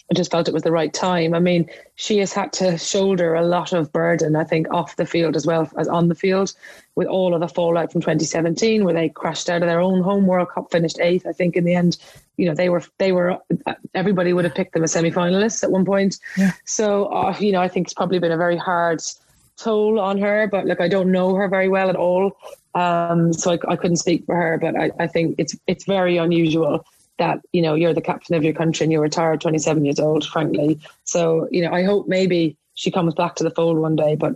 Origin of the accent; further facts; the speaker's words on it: Ireland; Ireland over the last couple of weeks, which is my my home country.